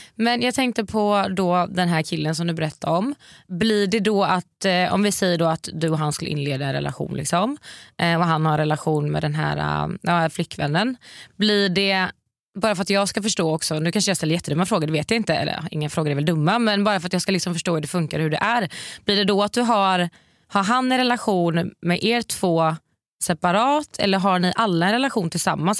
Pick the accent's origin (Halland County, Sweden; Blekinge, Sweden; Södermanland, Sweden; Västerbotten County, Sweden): Halland County, Sweden; Varberg; accent: Gothenburg dialect (göteborgska); also born or lived in Oslo; now in Stockholm, Sweden; jag är från Varberg så jag har ganska mycket göteborgska